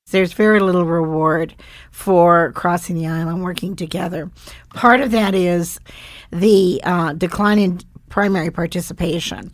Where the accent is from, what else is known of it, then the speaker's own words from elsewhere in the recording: Bozeman, Montana, United States; moved away as an adult; I grew up, uh, between, on a ranch between Livingston and Bozeman, and they were ranchers.